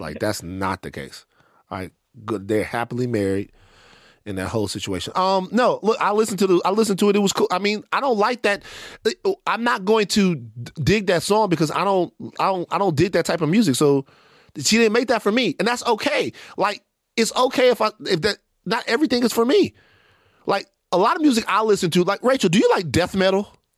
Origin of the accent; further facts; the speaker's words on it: Baton Rouge, Louisiana, United States; I'm from Baton Rouge, a place where we don't dick ride, right?